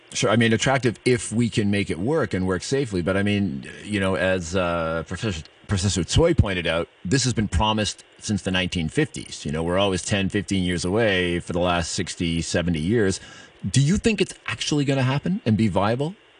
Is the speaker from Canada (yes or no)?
yes; Canada; I'm Canadian